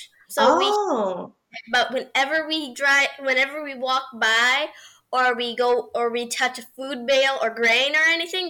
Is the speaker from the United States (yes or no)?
no; Canada